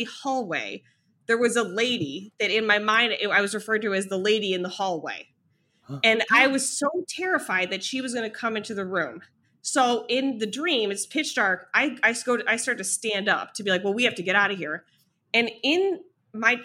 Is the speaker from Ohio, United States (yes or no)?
yes; Ohio, United States; moved away; also born or lived in New York; I'm from Ohio, you know, I spent more than a decade in New York.